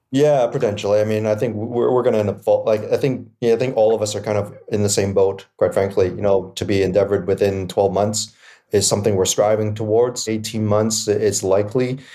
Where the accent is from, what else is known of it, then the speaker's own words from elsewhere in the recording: Vancouver, British Columbia, Canada; I'm born and raised in East Vancouver